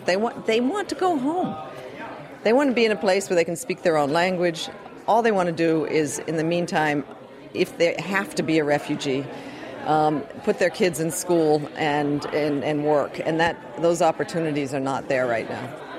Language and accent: English; United States; now in Europe; I'm an American living in, don't feel sorry for me though, living in, in Europe